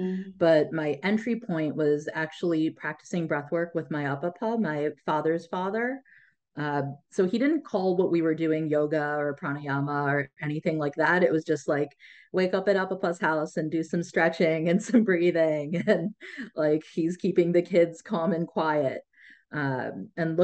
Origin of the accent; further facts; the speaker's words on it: United States; first language Tamil; English is a second language; My parents moved here right before they had me